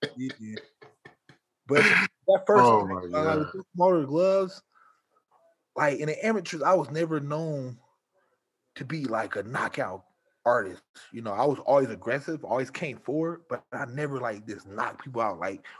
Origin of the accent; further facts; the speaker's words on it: Omaha, Nebraska, United States; We grew up in Omaha together